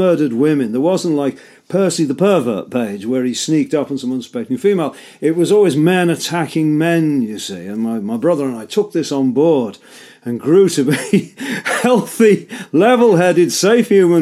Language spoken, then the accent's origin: English; Liverpool, North West England, United Kingdom; my hometown of Liverpool